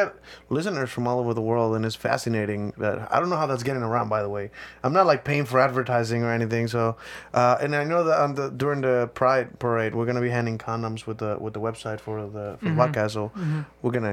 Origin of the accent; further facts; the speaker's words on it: Mexico; moved away; I grew up in Mexico, too